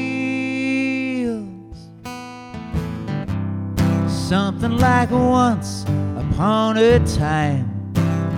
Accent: Buffalo, New York, United States; now in Boston, United States; I grew up in Buffalo, New York

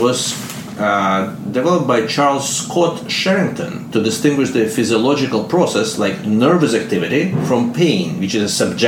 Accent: Russia; accent: Russian; English is a second language; moved away; my Russian accent

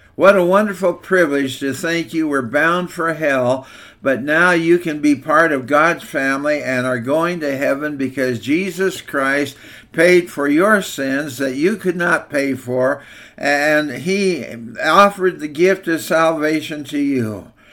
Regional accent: Walla Walla, Washington, United States; When I was growing up in Walla Walla First Church, the Nazarene

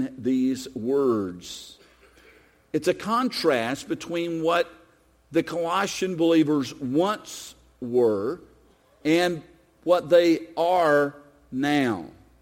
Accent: United States; I'm an American. I was born here. My passport is from the United States of America.

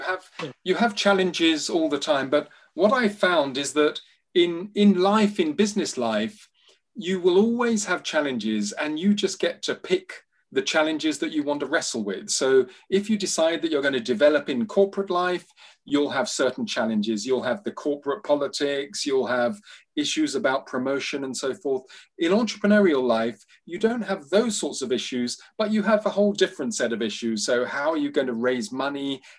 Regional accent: London, United Kingdom; also born or lived in Nigeria / Uganda; My story so far, so I grew up in London and Nigeria and Uganda.

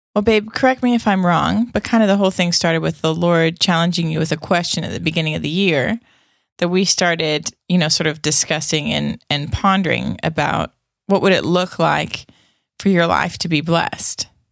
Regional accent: Canada; it's also a Canadian thing. I mean, I sold Girl Guide cookies when I was a kid

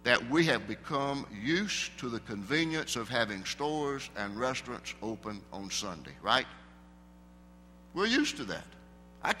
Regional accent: the South, United States; I grew up down in the South in a small town and a fairly small church.

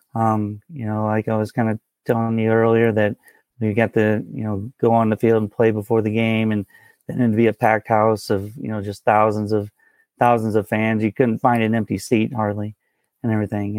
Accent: St. Louis, Missouri, United States; I've been born and raised in Saint Louis, Missouri here

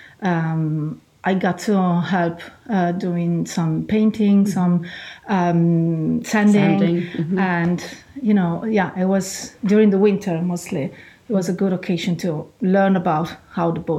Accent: central Italy, Italy; English is a second language; moved away as an adult; also born or lived in Milan; now in Galway, Ireland; I come from Italy

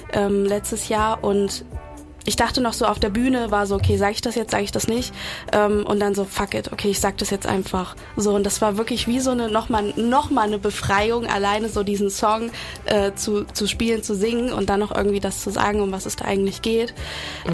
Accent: Cologne, North Rhine-Westphalia, Germany; also born or lived in Cuba; komme aus Köln, bin gebürtige Kubanerin

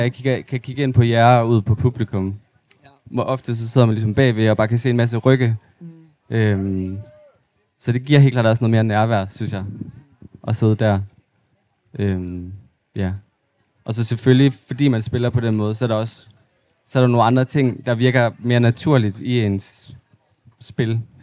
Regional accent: Aarhus, Central Denmark Region, Denmark; also born or lived in Mols / Ugelbølle; jeg er sådan lidt halv fra Aarhus, og så har jeg også boet meget af mit liv ude på Mols.

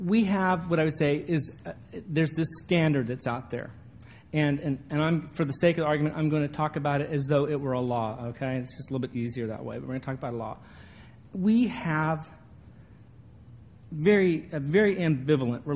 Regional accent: a little town in Northern California, United States; moved away; this little town that I grew up

